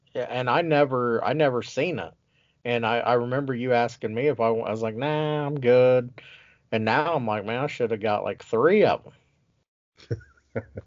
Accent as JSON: {"language": "English", "region": "Ohio", "country": "United States", "moved": "yes", "lives_now": "Wisconsin, United States", "said": "I'm from Ohio as well"}